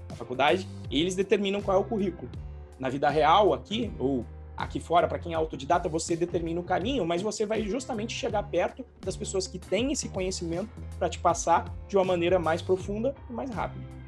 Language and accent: Portuguese; Santos, São Paulo, Brazil; nasci em Santos e eu surfava